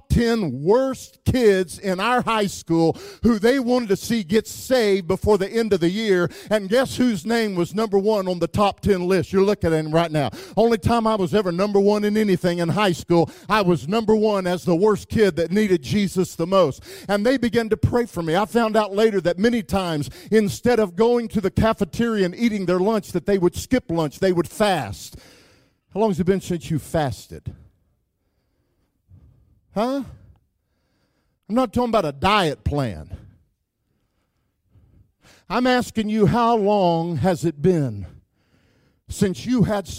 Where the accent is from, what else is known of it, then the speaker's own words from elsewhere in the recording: Wichita Falls, Texas, United States; I grew up in Wichita Falls, Texas